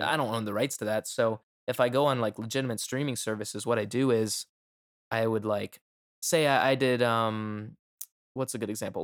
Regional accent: Florida, United States; I'm from Florida

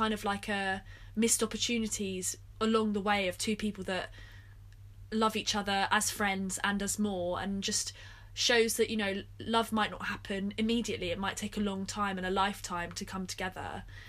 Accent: United Kingdom; When I feel most proud of, like, being British.

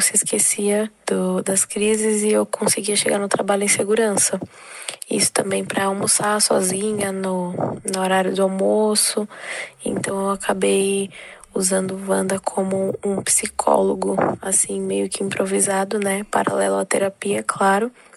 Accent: Guarulhos, São Paulo, Brazil; sou aqui de Guarulhos, São Paulo

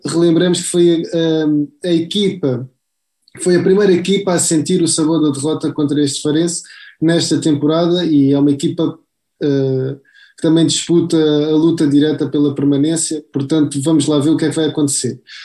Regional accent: Faro, Algarve, Portugal; somos cá da terra, somos de Faro

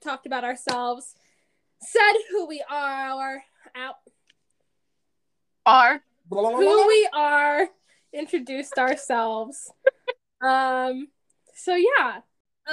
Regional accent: Colorado, United States; also born or lived in Kansas / Austin, Texas; I am born and raised in Colorado.

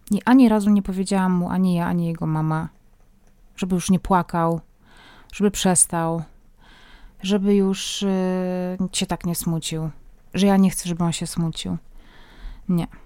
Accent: Silesian Voivodeship, Poland; Pochodzę ze Śląska, a w moim domu tradycyjne prezenty na święta przynosiło dzieciątko.

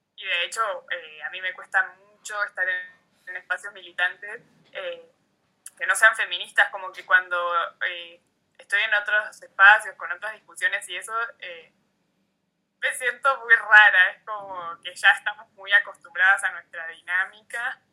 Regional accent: Junín de los Andes, Neuquén, Argentina; moved away as an adult; also born or lived in Buenos Aires; me vine a Junín de los Andes, que yo soy de acá. Eh, nací en Junín y crecí acá.

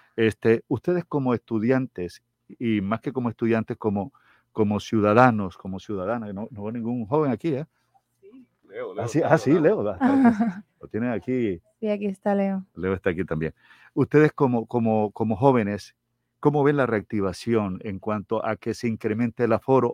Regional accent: Troncosito, Magdalena, Colombia; moved away as an adult; now in Barranquilla, Colombia; Troncosito, mi pueblo, en el sur del Magdalena

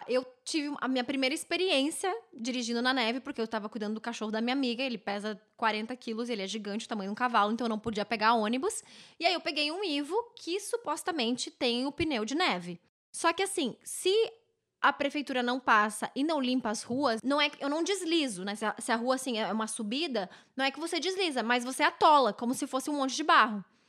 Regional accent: Novo Hamburgo, Rio Grande do Sul, Brazil; now in Vancouver, Canada; lá na minha cidade, ô oh, querida Novo Hamburgo

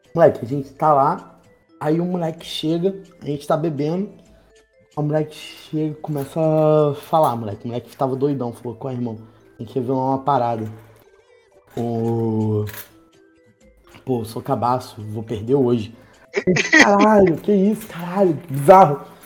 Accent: Baixada Fluminense, Rio de Janeiro, Brazil; eu sou da Baixada

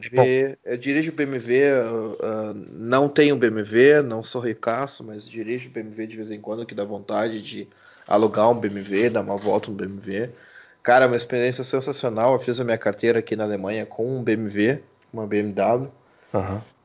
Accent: Brazil; eu mesmo sendo brasileiro

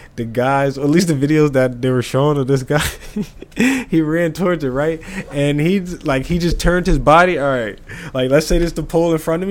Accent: United States; us Americans

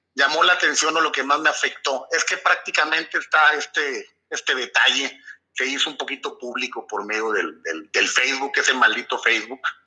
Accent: Torreón, Coahuila, Mexico; nací en Torreón, Coahuila, un 29 de diciembre de 1978

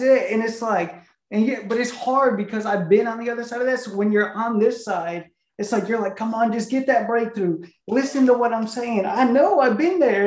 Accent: an hour north of Chicago, Illinois, United States; moved away; also born or lived in Tennessee / Houston, Texas; I grew up an hour north of Chicago in this oh. small town, and then I moved to Tennessee

